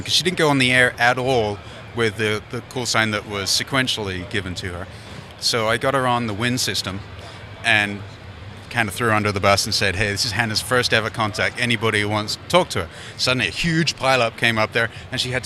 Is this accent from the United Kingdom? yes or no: yes; London, United Kingdom; moved away as an adult; now in United States; I'm actually from London, England. I came over here 1989